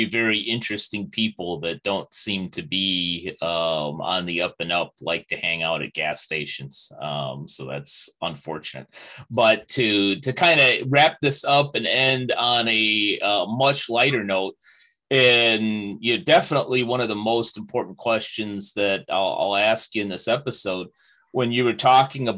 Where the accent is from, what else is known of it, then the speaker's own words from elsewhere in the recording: Chicago, Illinois, United States; moved away; I spent about 2 years away from Chicago